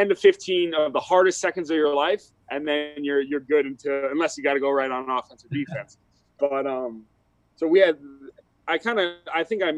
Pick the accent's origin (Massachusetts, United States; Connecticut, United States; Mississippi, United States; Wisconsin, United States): Wisconsin, United States; I grew up in Wisconsin